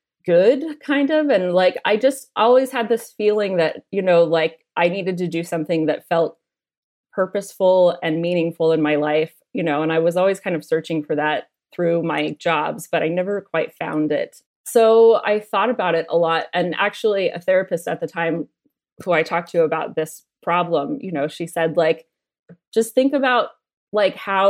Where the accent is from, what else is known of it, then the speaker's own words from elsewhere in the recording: United States; now in Australia; growing up in America